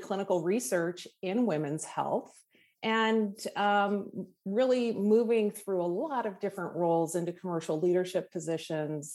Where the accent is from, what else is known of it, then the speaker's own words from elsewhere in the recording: Wisconsin, United States; now in Redondo Beach, United States; I grew up in the Midwest in Wisconsin